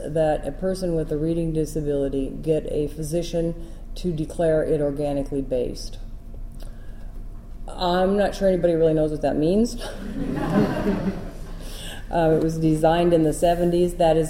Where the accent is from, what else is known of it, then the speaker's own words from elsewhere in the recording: Iowa, United States; I came from Iowa, and in Iowa we would do that for people because we had a cadre of volunteers who would do it